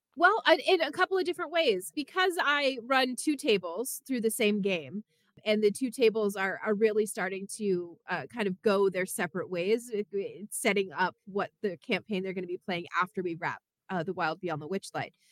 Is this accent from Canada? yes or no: yes; Canada; now in United States; I'm from Canada